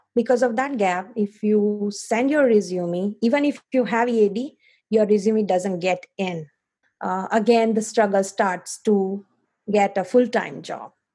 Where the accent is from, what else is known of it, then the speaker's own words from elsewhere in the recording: India; moved away as an adult; now in Foster City, United States; I am from India, currently living in Foster City, uh, California